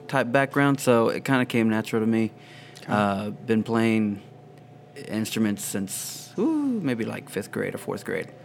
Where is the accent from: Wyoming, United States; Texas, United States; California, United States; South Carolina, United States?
Texas, United States; Rio Grande Valley; also born or lived in Houston, Texas; I live here now. I've, li- I've lived here basically all my life, though.